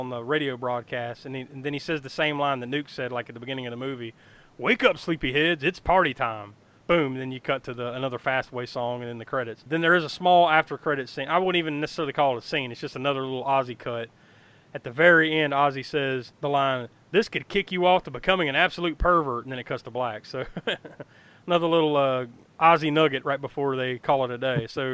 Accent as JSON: {"language": "English", "region": "the Carolinas", "country": "United States", "tie": "born or raised there", "said": "growing up in the Carolinas"}